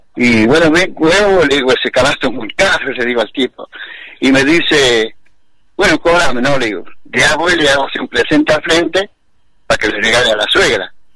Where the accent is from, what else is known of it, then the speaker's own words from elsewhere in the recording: Argentina; los argentinos somos argentinos